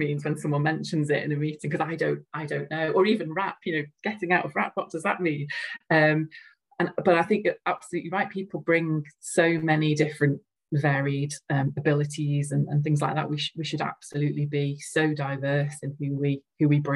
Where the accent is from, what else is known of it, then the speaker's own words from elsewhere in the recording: Liverpool, North West England, United Kingdom; accent: Scouse; I don't think I've got a very strong accent, but I'm a Scouser